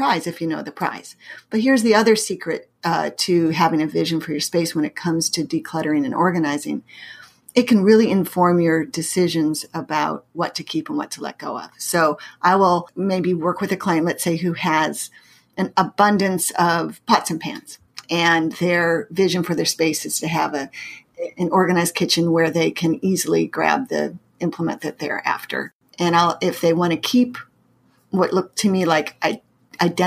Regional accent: Pacific Northwest, United States; born or raised there; moved away as an adult; also born or lived in Massachusetts; now in St. Louis, United States

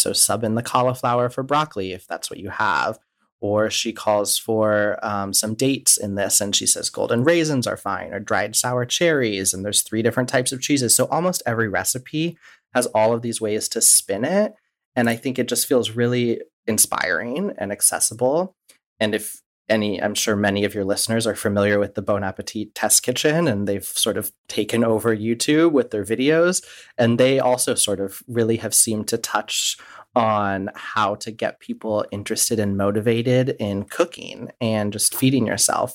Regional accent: Midwest, United States; I grew up in the Midwest, and uh, my ancestors are Czech

